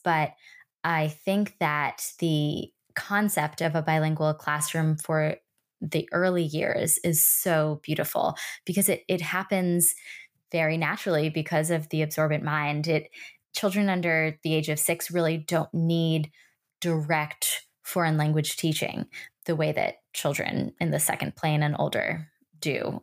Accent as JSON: {"language": "English", "town": "New York City", "region": "New York", "country": "United States", "tie": "born or raised there", "said": "I grew up in New York City"}